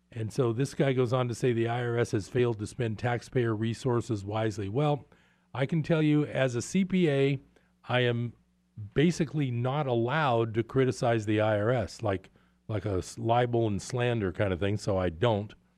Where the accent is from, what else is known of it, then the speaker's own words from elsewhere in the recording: East Bay, California, United States; moved away as an adult; I grew up in the East Bay